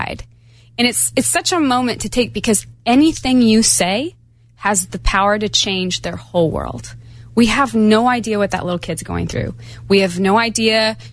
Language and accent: English; Montana, United States; I'm from Montana